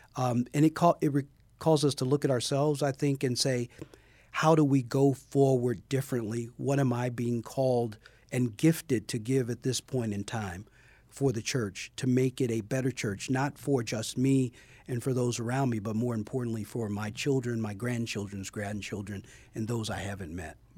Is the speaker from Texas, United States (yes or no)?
no; Chicago, Illinois, United States; moved away as an adult; Born and raised in Chicago, on the west side of Chicago.